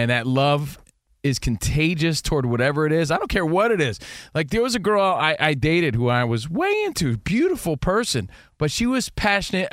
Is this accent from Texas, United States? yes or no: no; Union, New Jersey, United States; moved away; my hometown from Union, New Jersey